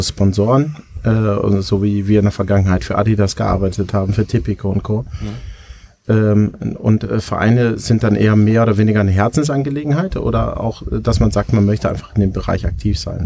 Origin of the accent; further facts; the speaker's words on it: Haltern am See, North Rhine-Westphalia, Germany; wir kommen beide aus Haltern am See